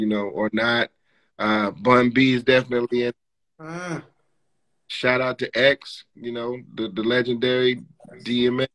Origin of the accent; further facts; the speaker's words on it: Atlanta, Georgia, United States; now in New York, United States; I'm from Atlanta, but I've been living here for longer than I lived there